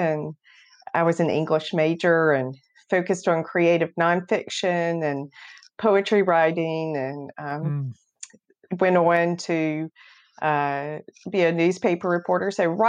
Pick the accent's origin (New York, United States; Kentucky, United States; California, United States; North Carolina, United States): North Carolina, United States; Right. I grew up in Beaufort County on the beautiful Pamlico River, you know, so it's a huge boating, sailing community, and grew up.